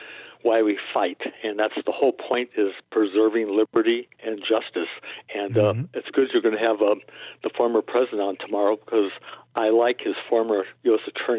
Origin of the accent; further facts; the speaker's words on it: Los Angeles, California, United States; now in Chicago, United States; I'm originally from Los Angeles. I was born and raised in Los Angeles.